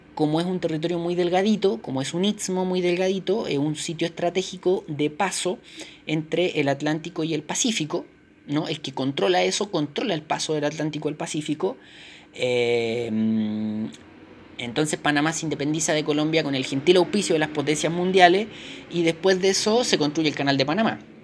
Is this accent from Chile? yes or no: yes; Chile; nosotros como chilenos